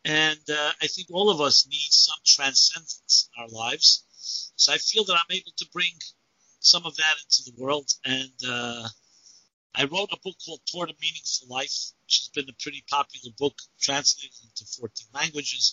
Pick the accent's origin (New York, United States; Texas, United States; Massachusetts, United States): New York, United States; New York City; I'm born and bred in Brooklyn, New York